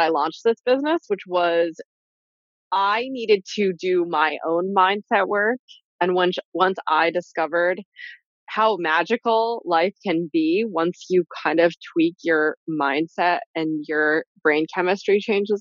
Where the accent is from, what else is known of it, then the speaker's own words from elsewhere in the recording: New York, United States; I'm from New York